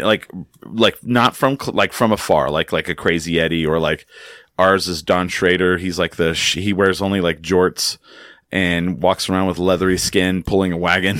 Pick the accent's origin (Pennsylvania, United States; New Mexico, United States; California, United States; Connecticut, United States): New Mexico, United States; Clovis; I grew up in a town, I grew up in Clovis, New Mexico